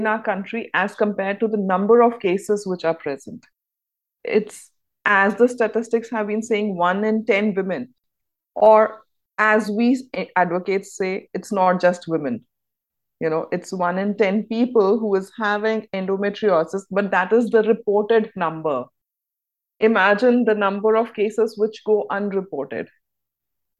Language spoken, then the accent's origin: English; India; I'm from India